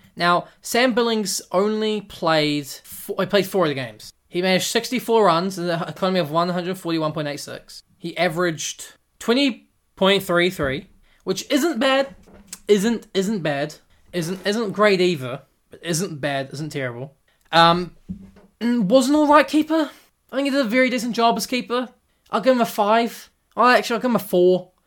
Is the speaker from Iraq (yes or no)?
no; New Zealand; I'm from New Zealand